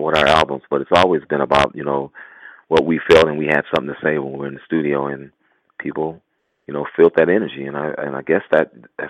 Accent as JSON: {"language": "English", "town": "Oakland", "region": "California", "country": "United States", "tie": "born or raised there", "said": "Growing up in Oakland in those times"}